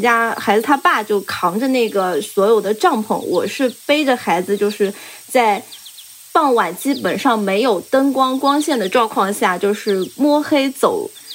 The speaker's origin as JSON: {"language": "Chinese", "region": "Zhejiang", "country": "China", "said": "我们浙江人"}